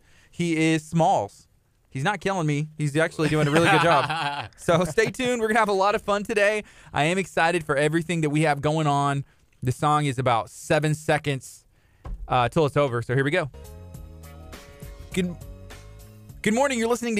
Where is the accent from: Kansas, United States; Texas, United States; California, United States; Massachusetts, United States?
Texas, United States; Angleton; Actually, from my hometown as well. You know, just good things happen there. So shout out to Angleton, Texas.